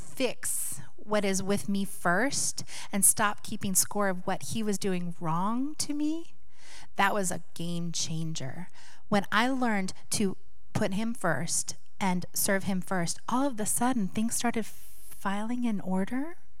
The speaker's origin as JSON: {"language": "English", "town": "Seattle", "region": "Washington", "country": "United States", "said": "Years ago, many of you know we're from Seattle, Washington."}